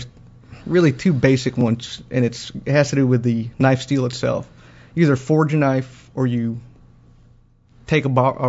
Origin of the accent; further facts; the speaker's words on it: Philippines; I'm Filipino